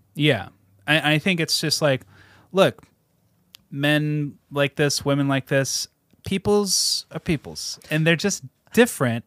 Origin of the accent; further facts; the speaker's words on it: Seattle suburbs, Washington, United States; I grew up in the Seattle suburbs